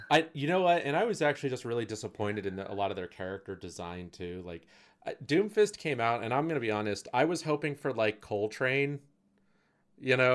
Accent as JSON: {"language": "English", "country": "United States", "said": "as an American"}